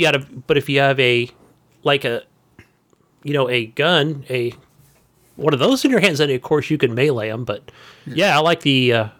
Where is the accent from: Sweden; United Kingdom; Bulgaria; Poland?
Poland; Look, hey, I'm from Poland, and, you know, my parents were from Germany